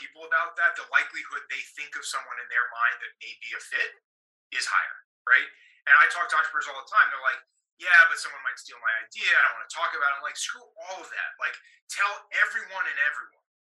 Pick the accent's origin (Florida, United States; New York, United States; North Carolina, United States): New York, United States; also born or lived in Boston, Massachusetts; now in Las Vegas, United States; I grew up in New York, spent 10 years in Massachusetts and Boston, growing Grasshopper, but now Vegas